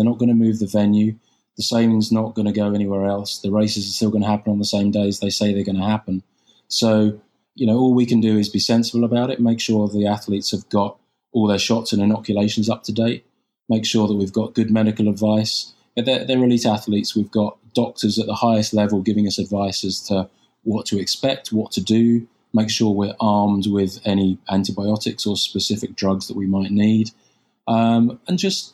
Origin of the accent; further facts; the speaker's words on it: United Kingdom; moved away; I'm British